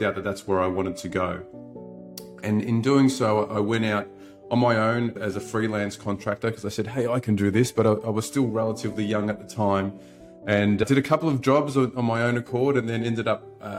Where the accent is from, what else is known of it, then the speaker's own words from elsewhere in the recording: Melbourne, Victoria, Australia; I was brought up in Melbourne in the western suburbs to a blue collar